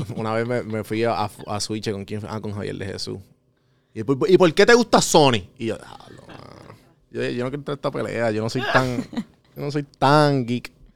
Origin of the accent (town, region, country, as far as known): Puerto Rico